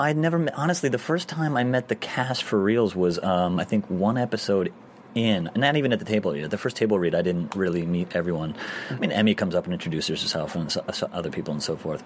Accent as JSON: {"language": "English", "region": "New York", "country": "United States", "also_born_or_lived": "Michigan", "said": "I'm a New Yorker"}